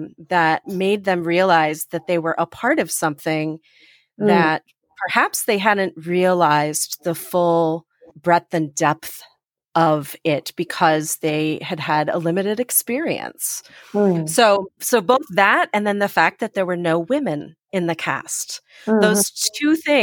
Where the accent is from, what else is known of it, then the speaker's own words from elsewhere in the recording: Chicago, Illinois, United States; I grew up in Chicago